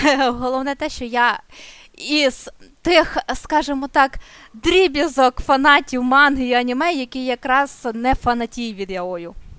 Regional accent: Chernivtsi, Chernivtsi Oblast, Ukraine; я з Чернівців

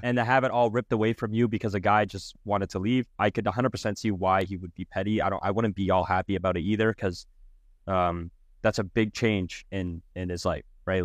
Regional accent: Canada; I am Canadian

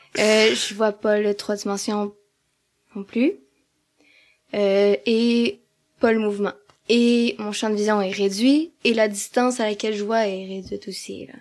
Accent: Amos, Quebec, Canada; also born or lived in Val-d'Or; now in Rouyn-Noranda, Canada; je suis née à Amos, c'est quand même une petite ville

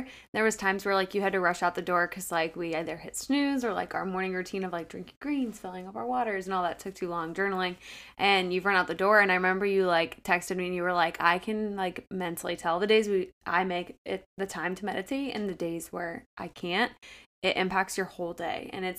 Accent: Akron, Ohio, United States; as you know, we've mentioned a couple times, I'm from Akron.

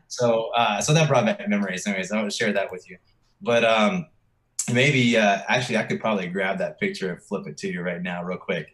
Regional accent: Virginia, United States; moved away as an adult; now in Texas, United States; I'm from Virginia

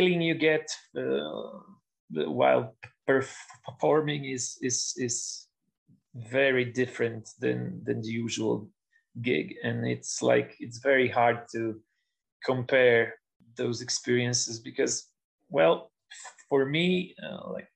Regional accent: Poland; also born or lived in Lublin; now in Warsaw, Poland; we are crazy about the football in Poland, but we have absolutely no success in sport

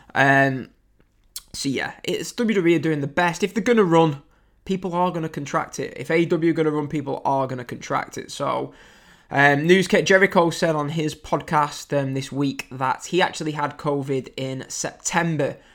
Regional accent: England, United Kingdom; I'm English

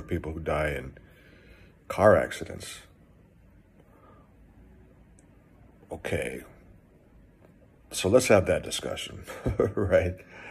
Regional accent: Texas, United States; I grew up in Texas. I am from Texas

